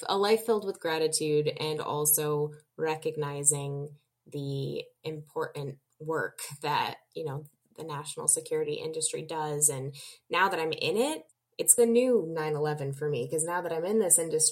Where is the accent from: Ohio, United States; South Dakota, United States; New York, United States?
New York, United States; as a New Yorker